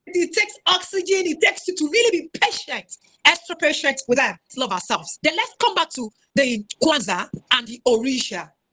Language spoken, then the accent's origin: English; Owo, Ondo, Nigeria; my hometown, Owo